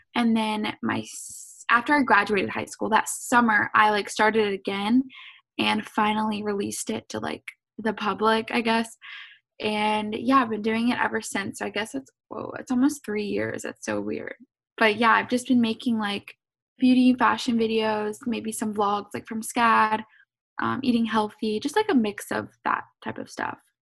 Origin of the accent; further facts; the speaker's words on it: Savannah, Georgia, United States; also born or lived in Atlanta, Georgia; So I'm from Savannah, Georgia